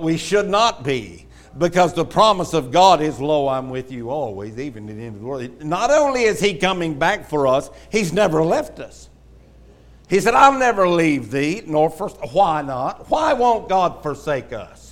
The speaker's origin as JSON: {"language": "English", "town": "Houston", "region": "Texas", "country": "United States", "tie": "born or raised there", "said": "growing up in Houston, the ground was so flat, if there were any hills, it got hauled in."}